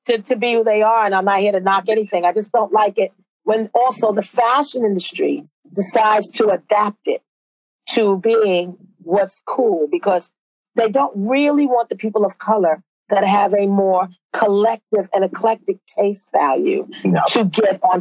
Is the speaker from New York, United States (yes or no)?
yes; New York City, New York, United States; moved away as an adult; now in London, United Kingdom; I was from Brooklyn